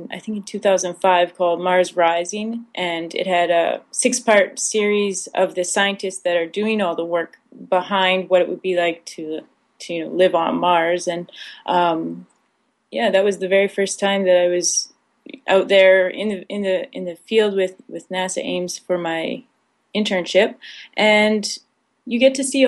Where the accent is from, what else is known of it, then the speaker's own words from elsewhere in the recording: Saskatchewan, Canada; I grew up in Saskatchewan